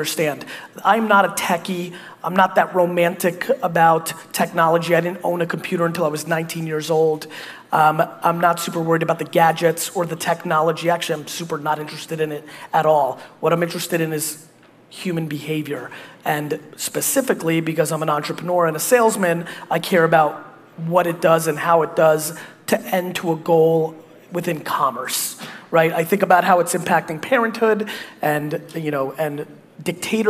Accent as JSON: {"language": "English", "country": "United States", "tie": "born or raised there", "also_born_or_lived": "Russia", "said": "I was born in communist Russia. I grew up in America"}